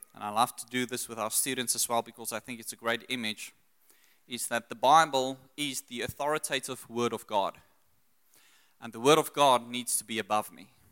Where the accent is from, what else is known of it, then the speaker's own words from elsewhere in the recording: South Africa; also born or lived in Secunda / Pretoria / Brits / Australia; I grew up in Secunda, Pretoria, then moved to Brits.